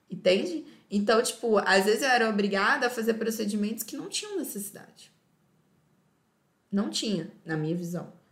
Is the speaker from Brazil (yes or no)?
yes; Euclides, Bahia, Brazil; now in Feira de Santana, Brazil; E aí eu vim de Euclides para feira.